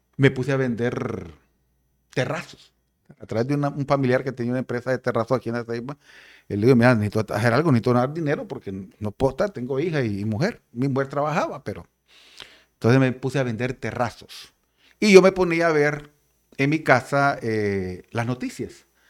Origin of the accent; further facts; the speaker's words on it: San Pedro Sula, Cortés, Honduras; moved away as an adult; now in La Ceiba, Honduras; Yo soy de San Pedro Sula, ¿verdad? De la colonia modelo allá en San Pedro Sula